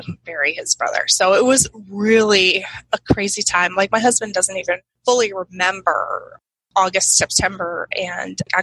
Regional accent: Connecticut, United States; now in Peoria, United States; He came to my hometown, which wasn't too far from his, but I had never gone to that part of Connecticut, really, even though Connecticut's really small

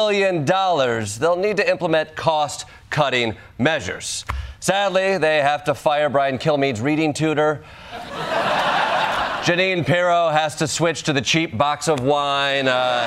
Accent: Michigan, United States; And I can say that because I'm from Michigan, and Ohio is our New Jersey.

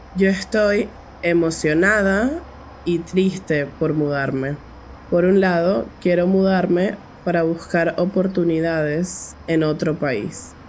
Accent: Caracas, Capital District, Venezuela; tengo 19 años y soy de Caracas, la capital de Venezuela

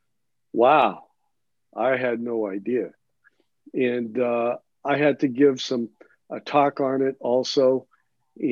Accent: Lewiston, Maine, United States; I'm originally from Lewiston

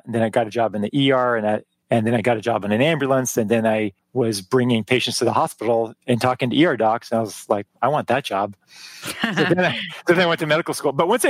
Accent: El Paso, Texas, United States; moved away as an adult; also born or lived in Boulder, Colorado / Eugene, Oregon; I'm from El Paso, Texas.

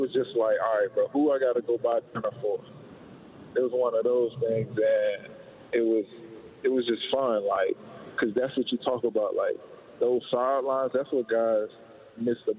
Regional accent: Alabama, United States; now in Seattle, United States; I'm from Alabama

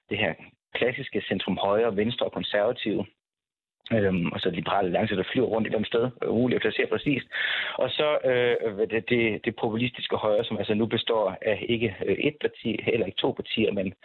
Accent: Southern Denmark, Denmark; Jeg er med direkte fra Sønderjylland.

